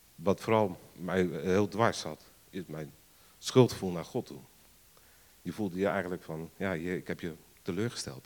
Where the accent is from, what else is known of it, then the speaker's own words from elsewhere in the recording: Rotterdam, South Holland, Netherlands; moved away; Oorspronkelijk kom ik uit Rotterdam. Misschien hoort een beetje mijn accent